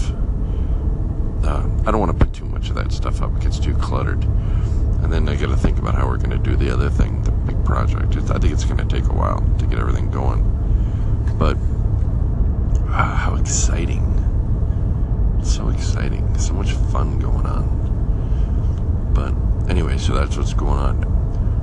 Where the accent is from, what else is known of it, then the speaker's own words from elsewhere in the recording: Lakewood, California, United States; I'm from California, and he said, I'm from California, and I said, well, I was born in Lakewood